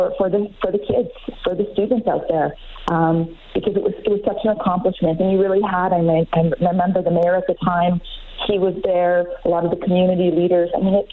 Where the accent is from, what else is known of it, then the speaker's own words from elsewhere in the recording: Barrhead, Alberta, Canada; I grew up in Barrhead, Alberta, just down the road, kind of the rivaling town.